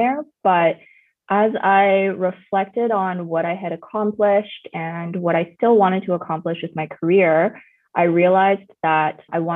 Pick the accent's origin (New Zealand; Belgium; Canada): Canada; Vancouver, British Columbia; also born or lived in China; I'm a first generation immigrant from China, and I grew up in Vancouver